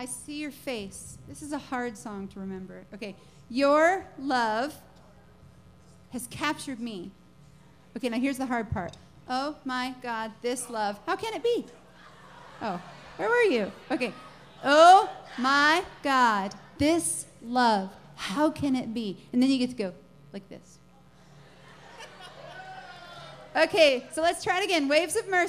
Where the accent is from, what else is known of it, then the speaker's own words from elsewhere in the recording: Nashville, Tennessee, United States; I'm from Nashville